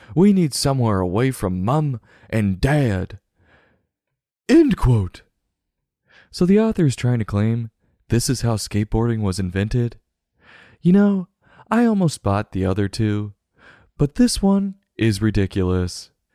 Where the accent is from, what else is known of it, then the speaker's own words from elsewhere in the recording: United States; accent: American; myself speaking American